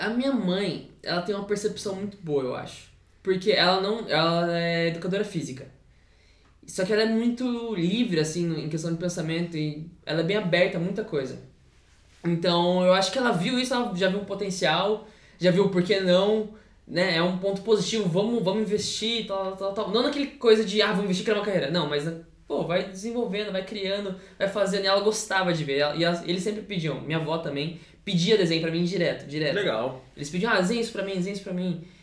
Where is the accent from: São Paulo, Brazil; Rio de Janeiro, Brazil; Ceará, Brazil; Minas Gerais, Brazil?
São Paulo, Brazil; Taquarituba?; eu sou de Tararé, que é uma cidade pequena lá de São Paulo